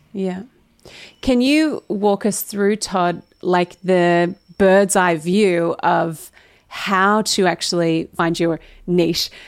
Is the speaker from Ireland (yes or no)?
no; Australia; most Aussies use niche, and it is kinda weird that we